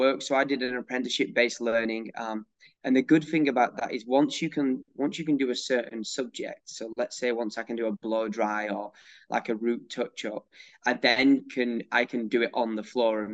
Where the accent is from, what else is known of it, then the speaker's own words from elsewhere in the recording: North West England, United Kingdom; moved away as an adult; now in United States; I grew up in England in a really small town between Manchester and Liverpool